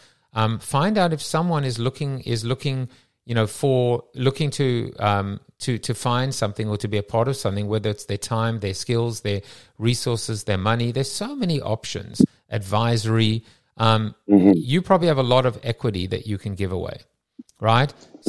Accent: South Africa; I'm from South Africa.

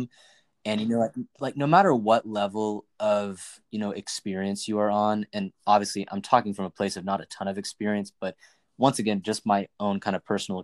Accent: Knoxville, Tennessee, United States; moved away as an adult; also born or lived in Nashville, Tennessee / New York; I grew up in Knoxville, Tennessee

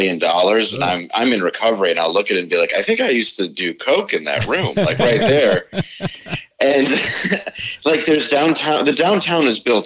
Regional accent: Grosse Pointe, Michigan, United States; I grew up right in the suburbs, right on the border in Grosse Pointe

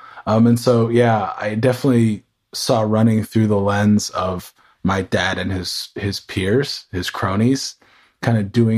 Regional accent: San Diego, California, United States; also born or lived in Houston, United States / New York, United States / North Carolina, United States; But I grew up around the United States, early childhood in Southern California, south of here in San Diego. And also after that, spent time in Texas, in Houston, Texas, and then upstate New York.

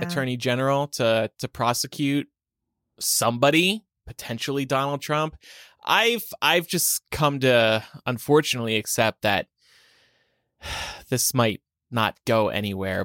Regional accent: New Jersey, United States; New Jersey. My home state

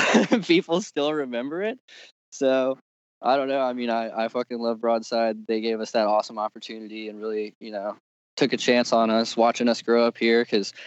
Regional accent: Richmond, Virginia, United States; Cause when I was growing up in Richmond, it was all about the hardcore scene.

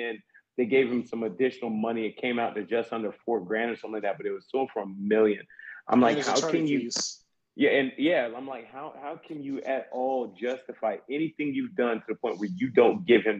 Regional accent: Southern United States, United States; I mean, look, I'm being from the South. That ain't nothing new, but still.

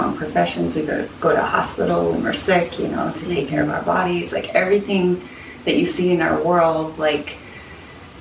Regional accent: Salt Lake City, Utah, United States; moved away as an adult; now in Portland, United States; I grew up in Salt Lake, and then I moved to Portland very purposely.

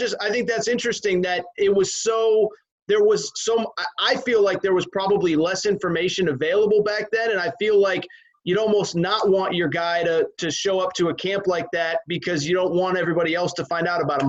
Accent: Connecticut, United States; I grew up in Connecticut, and it rains all the time in the summer

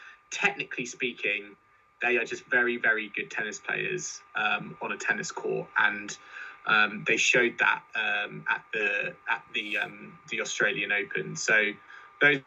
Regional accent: United Kingdom; as British fans

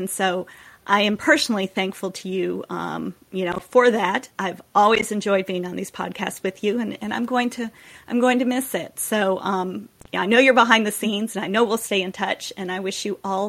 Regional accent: United States; as a woman, as an American.

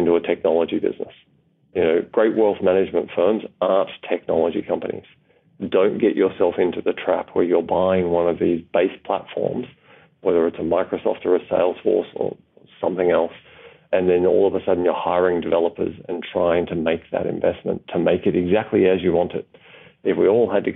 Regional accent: Australia; as an Australian

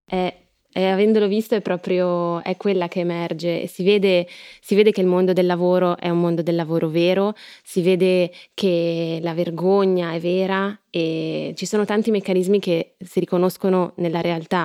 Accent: Milan, Lombardy, Italy; da milanese

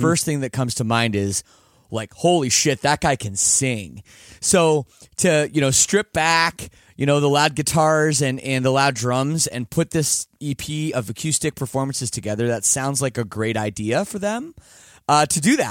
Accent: Canada; I am Canadian, and I took French up till grade ten

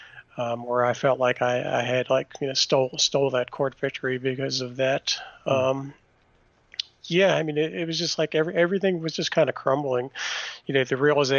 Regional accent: Washington, District of Columbia, United States; And I was born in Washington, D.C.

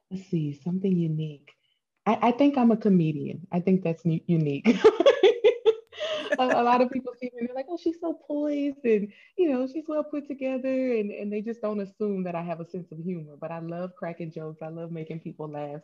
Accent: Hammond, Louisiana, United States; moved away as an adult; also born or lived in Boulder, Colorado; I moved away from a small town in Louisiana. I'm from Hammond, Louisiana

